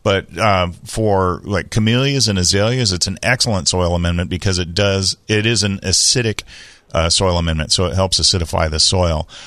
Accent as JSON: {"language": "English", "town": "San Diego", "region": "California", "country": "United States", "tie": "born or raised there", "said": "when I was a kid growing up in Bay Park, we had an alley"}